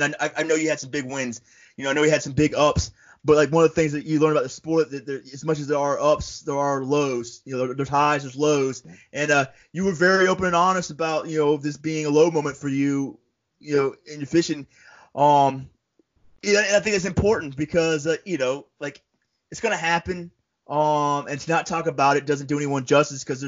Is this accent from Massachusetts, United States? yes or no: no; Florida, United States; also born or lived in upstate New York; now in New York, United States; I'm from Florida. When I first came up to upstate New York